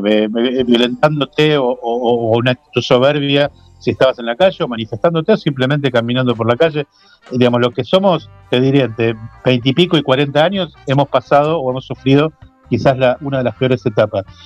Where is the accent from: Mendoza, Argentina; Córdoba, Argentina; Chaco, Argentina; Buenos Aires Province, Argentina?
Buenos Aires Province, Argentina; Avellaneda; Nosotros somos de Avellaneda, de zona